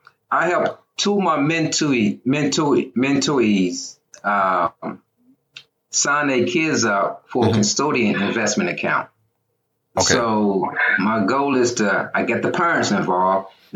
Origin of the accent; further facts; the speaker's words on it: Wilson, North Carolina, United States; moved away as an adult; now in Beltsville, United States; Originally, I'm from the Carolinas. I'm from Wilson, North Carolina. Mm-hmm. They call it Wide Awake Wilson. That's where I'm from.